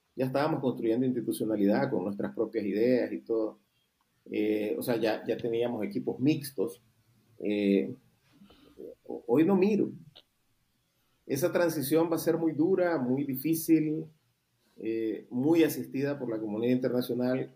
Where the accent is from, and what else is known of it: Nicaragua